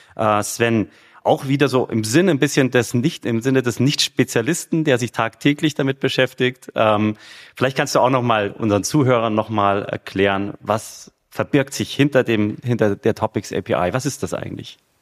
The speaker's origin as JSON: {"language": "German", "town": "Munich", "region": "Bavaria", "country": "Germany", "tie": "born or raised there", "said": "ich bin ja Münchner, ja, also in München geboren, wohne immer noch in München"}